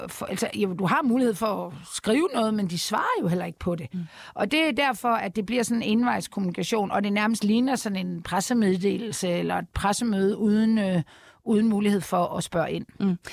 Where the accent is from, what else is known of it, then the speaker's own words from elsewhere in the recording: Denmark; vi som danskere